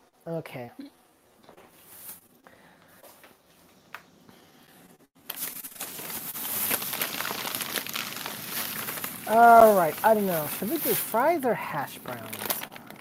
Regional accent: Mississippi, United States; born there; also born or lived in England; I lived in England for the first 4 years of my life. And even though I was born in Mississippi, but I was only there for like 9 weeks, so it barely counts.

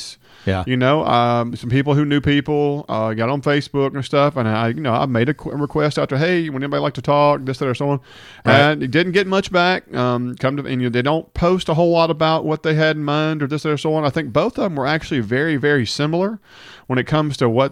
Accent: Hernando, Mississippi, United States; I grew up in Hernando

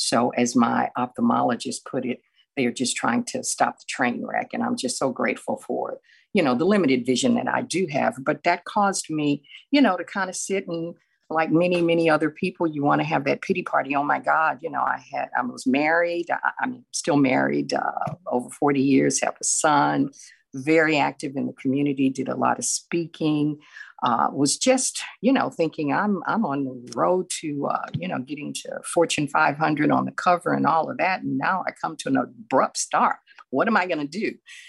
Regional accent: Houston, Texas, United States; but I am from Houston, Texas. I'm a native Houstonian, and I am currently employed.

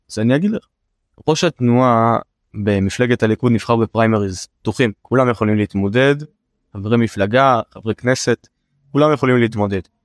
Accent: Beersheba, Southern District, Israel; אני בא מבאר שבע, אני בא מהנגב.

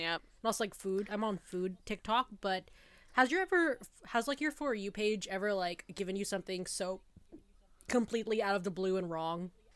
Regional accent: Toronto, Ontario, Canada; also born or lived in Kingston; I'm from Toronto

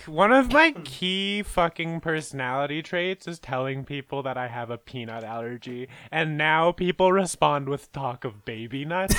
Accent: Canada; I'm Canadian

